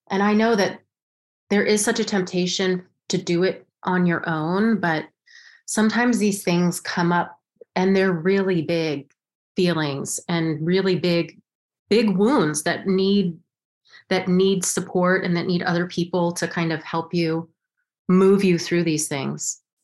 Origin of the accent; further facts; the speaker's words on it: Los Alamos, New Mexico, United States; moved away as an adult; now in New York, United States; I grew up in Los Alamos, New Mexico